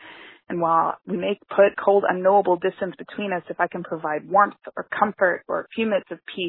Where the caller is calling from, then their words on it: Pittsburgh, Pennsylvania, United States; I'm calling from Pittsburgh, Pennsylvania